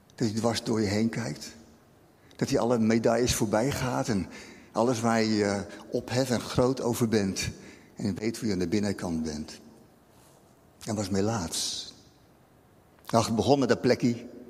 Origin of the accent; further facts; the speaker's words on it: Rotterdam, South Holland, Netherlands; als Rotterdammer snap ik dat